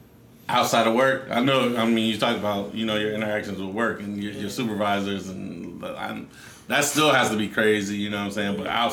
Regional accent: Newark, New Jersey, United States; I ran into a white friend I grew up with in Newark.

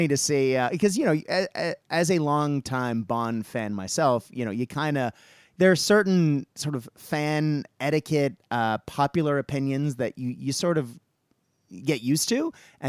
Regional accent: Japan; I have mentioned several times that I grew up in Japan

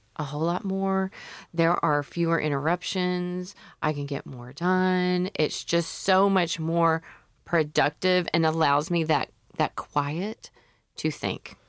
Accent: Memphis, Tennessee, United States; I'm from Memphis

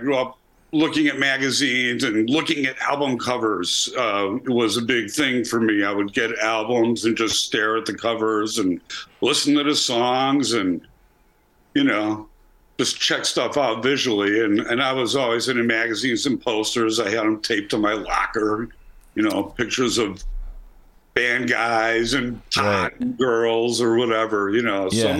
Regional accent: Chicago, Illinois, United States; Chicago, uptown.

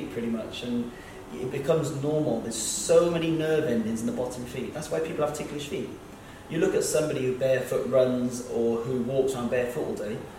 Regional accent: United Kingdom; We're being British

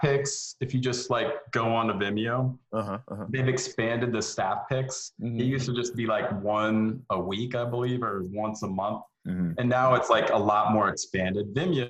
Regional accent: Iowa, United States; also born or lived in Denver / Los Angeles; now in Atlanta, United States; Yeah, Iowa, Denver, LA for like 6 months, back to Denver for a couple of years, and then here to Atlanta in 2001.

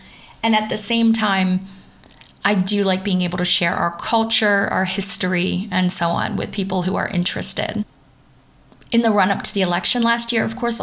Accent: Pennsylvania, United States; first language English; moved away as an adult; now in Düsseldorf, Germany; the state I'm from Pennsylvania

